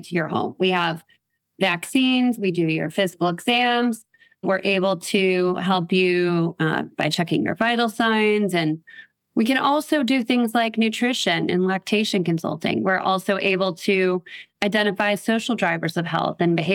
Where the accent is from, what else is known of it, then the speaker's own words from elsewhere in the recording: New Orleans, Louisiana, United States; here in my hometown of New Orleans